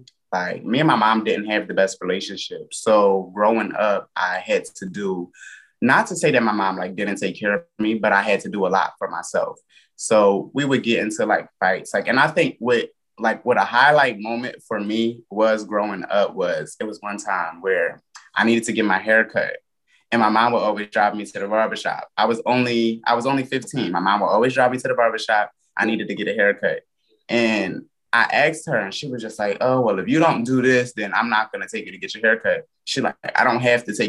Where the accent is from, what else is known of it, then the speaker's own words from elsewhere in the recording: Philadelphia area, Pennsylvania, United States; I'm from Philadelphia, but I grew up in the county, like, most of my life, because I moved from Philly to the county